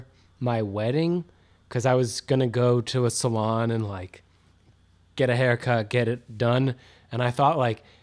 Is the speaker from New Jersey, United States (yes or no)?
yes; New Jersey, United States; now in Ohio, United States; I grew up in North Jersey.